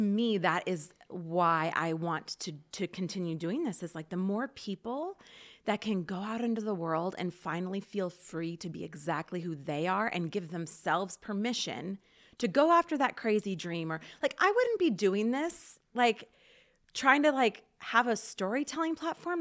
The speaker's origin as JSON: {"language": "English", "town": "Portland", "region": "Oregon", "country": "United States", "tie": "born or raised there", "also_born_or_lived": "Rathdrum, Idaho", "moved": "yes", "lives_now": "Rathdrum area, United States", "said": "I grew up in Portland and then came here."}